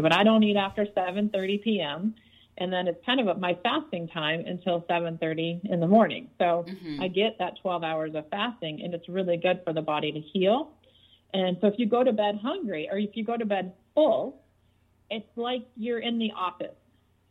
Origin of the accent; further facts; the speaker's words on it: Detroit, Michigan, United States; I grew up in Detroit